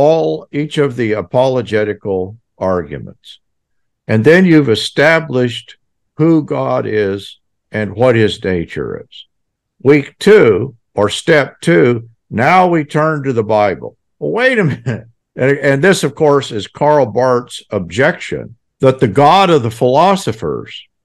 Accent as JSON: {"language": "English", "region": "Texas", "country": "United States", "said": "I'm ignorant kid from Texas"}